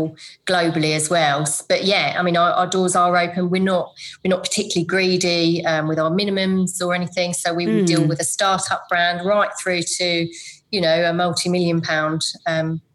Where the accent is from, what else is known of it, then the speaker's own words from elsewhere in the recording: Essex, East of England, United Kingdom; accent: Essex; moved away as an adult; also born or lived in London; now in Suffolk, United Kingdom; my Essex accent?